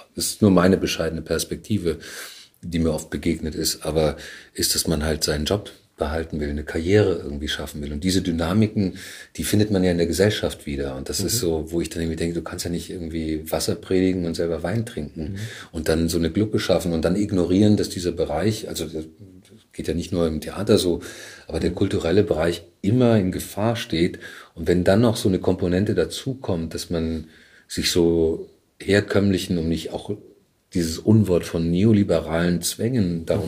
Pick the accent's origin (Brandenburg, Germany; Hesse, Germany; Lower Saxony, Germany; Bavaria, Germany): Bavaria, Germany; Bamberg; moved away as an adult; also born or lived in Surabaya, Indonesia / Leipzig; now in Berlin, Germany; ich bin in Bamberg aufgewachsen.